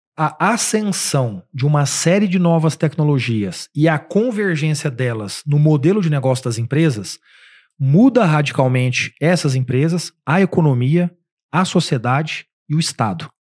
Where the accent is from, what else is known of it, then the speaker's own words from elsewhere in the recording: Uberaba, Minas Gerais, Brazil; moved away as an adult; now in São Paulo, Brazil; Eu sou de Uberaba, Minas Gerais. Cidade que, quando eu tinha, sei lá, 15 anos de Uberaba, tinha 200 mil habitantes